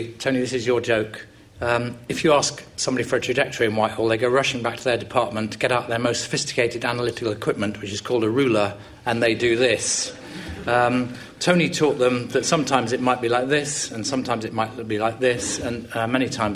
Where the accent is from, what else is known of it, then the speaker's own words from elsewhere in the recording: England, United Kingdom; we're English